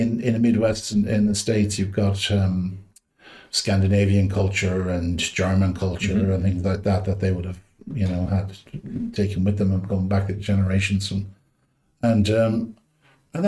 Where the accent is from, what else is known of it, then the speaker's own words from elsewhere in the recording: Galway, Connacht, Ireland; I was brought up in Galway, Salt Hill and Galway